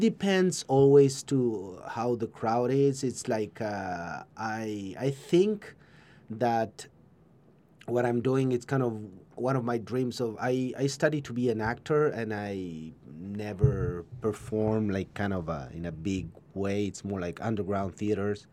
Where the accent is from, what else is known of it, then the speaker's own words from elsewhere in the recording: Buenos Aires, Argentina; English is a second language; now in Ojai, United States; I'm from Buenos Aires, from Argentina.